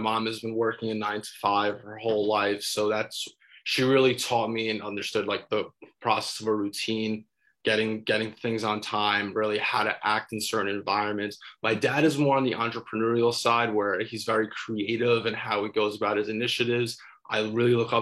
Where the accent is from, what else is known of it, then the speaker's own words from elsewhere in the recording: New Jersey, United States; also born or lived in Brooklyn, New York; I am originally from Brooklyn, New York, but I moved out to North Jersey in the third grade. So I was raised up in North Jersey in the suburbs.